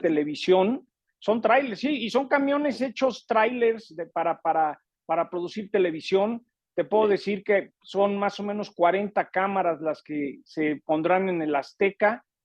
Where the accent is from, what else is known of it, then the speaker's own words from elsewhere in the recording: United States; como México americano me encanta poder eh, mandar buenos mensajes positivos